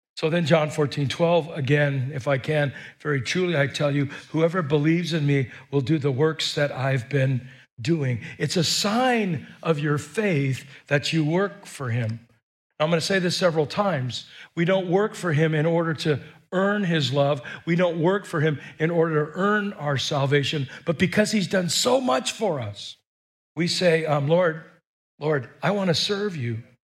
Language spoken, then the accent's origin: English; United States; we're American